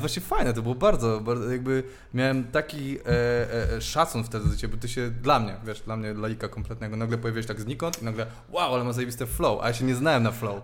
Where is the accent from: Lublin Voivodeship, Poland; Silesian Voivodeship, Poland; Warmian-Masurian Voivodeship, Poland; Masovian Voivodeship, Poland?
Masovian Voivodeship, Poland; Warsaw; z Pragi jestem